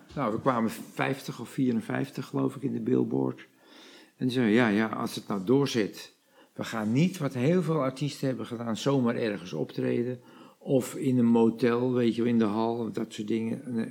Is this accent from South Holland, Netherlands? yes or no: no; the Kop van Noord-Holland, North Holland, Netherlands; we komen uit de kop van Noord-Holland